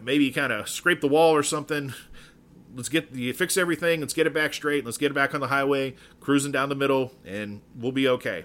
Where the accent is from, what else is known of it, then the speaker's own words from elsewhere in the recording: Dallas, Texas, United States; from Dallas originally, grew up, I mean, by birthday, I was born on Friday, the day before a Texas O U game back in the day. I was born in Baylor Hospital in downtown Dallas